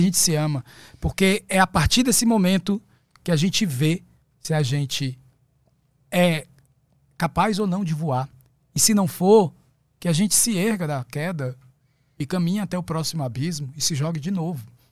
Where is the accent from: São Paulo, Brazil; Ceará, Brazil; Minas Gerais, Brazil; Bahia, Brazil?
Ceará, Brazil; Fortaleza; nasci em Fortaleza, no Ceará.